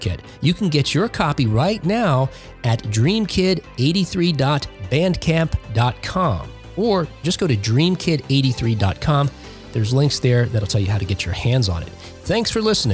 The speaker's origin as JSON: {"language": "English", "region": "New Jersey", "country": "United States", "tie": "born or raised there", "said": "growing up on the East Coast in New Jersey"}